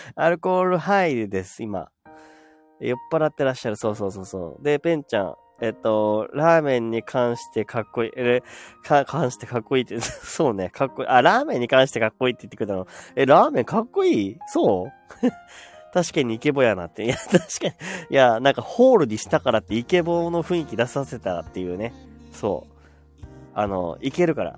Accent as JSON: {"language": "Japanese", "region": "Miyagi", "country": "Japan", "accent": "Miyagi dialect", "said": "宮城弁出ちゃったね"}